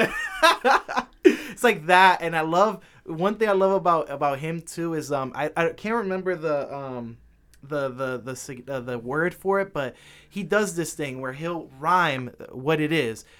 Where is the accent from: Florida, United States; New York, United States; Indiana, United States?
New York, United States; New York City; I was born in Manhattan